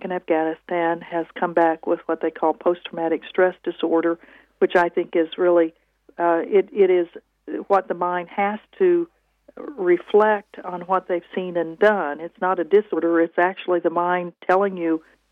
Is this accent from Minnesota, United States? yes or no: no; Arkansas, United States; moved away as an adult; small rural communities like I grew up in Arkansas